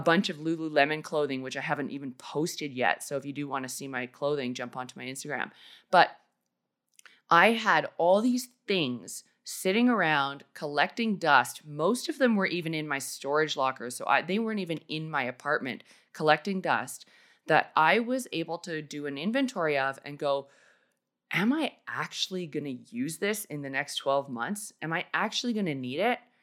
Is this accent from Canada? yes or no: yes; Canada; moved away as an adult; also born or lived in Australia; I basically had to pack up an entire house and life worth of stuff in four days and move back to Canada